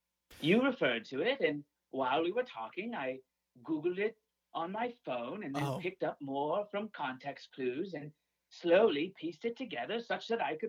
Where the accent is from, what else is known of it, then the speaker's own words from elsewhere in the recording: Saudi Arabia; I'm from Saudi Arabia.